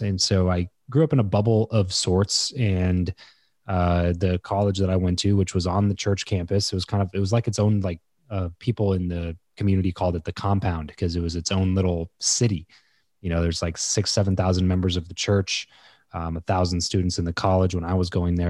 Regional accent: Southern California, United States; moved away as an adult; also born or lived in Fresno; So I grew up in Southern California, moved up to Fresno

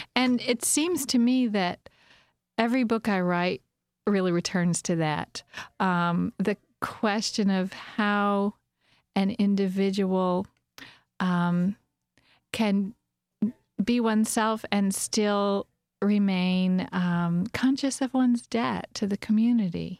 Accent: Kentucky, United States; also born or lived in Tucson, Arizona / southwestern Virginia; now in Virginia, United States; where I grew up in Kentucky

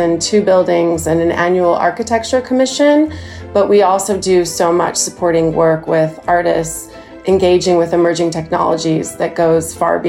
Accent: Los Angeles, California, United States; moved away as an adult; now in London, United Kingdom; I never imagined leaving Los Angeles, and so much of my career really reflects the ethos of LA, this kind of incredibly spread out metropolis, which is really characterized by many creative worlds.

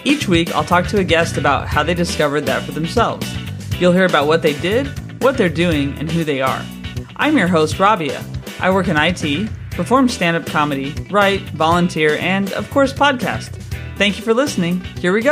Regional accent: United States; moved away as an adult; now in United Kingdom; I'm American, but live in the UK

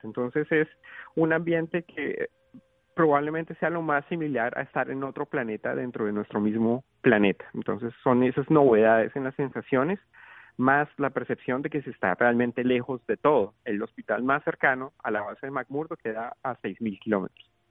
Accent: Colombia; yo vengo de un país tropical, yo vengo de Colombia, yo nací y crecí en Colombia

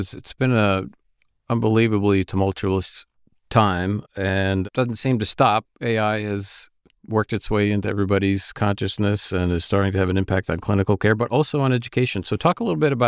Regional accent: Albany, New York, United States; I was born in the Albany, New York area

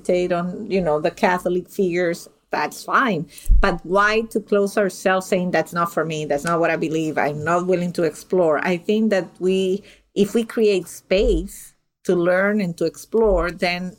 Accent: Venezuela; moved away; I'm originally from Venezuela

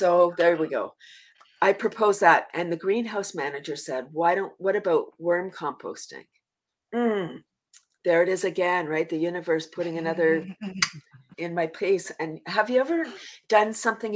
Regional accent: Toronto, Ontario, Canada; also born or lived in a small town; I'm from Toronto, but I live in a small town now

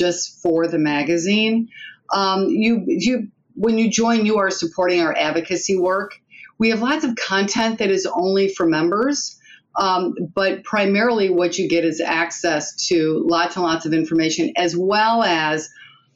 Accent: Detroit, Michigan, United States; accent: Michigan twang; moved away; I'm from Detroit

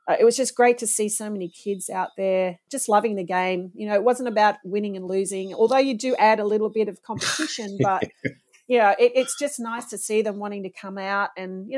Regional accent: Sydney, New South Wales, Australia; I grew up in Sydney

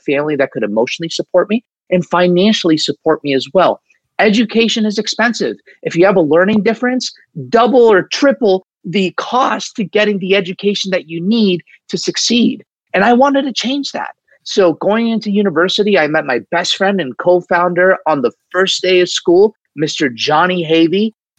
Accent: Saudi Arabia; And I actually grew up in the Middle East. I grew up in Saudi Arabia, believe it or not, in this melting pot of culture.

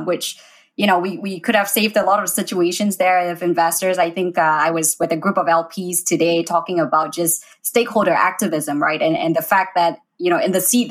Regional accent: Malaysia; now in United States; I'm from Malaysia

